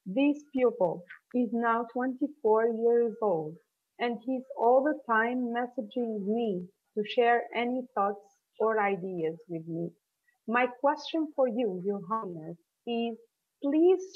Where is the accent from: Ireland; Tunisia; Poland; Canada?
Tunisia; I'm a teacher from Tunisia